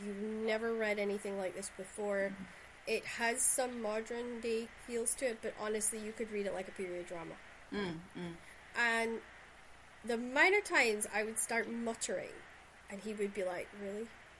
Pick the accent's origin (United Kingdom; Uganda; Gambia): United Kingdom; Shetland, Scotland; accent: Shetland; when I go back to Shetland, everybody teases me because I can't get my Shetland accent right at all.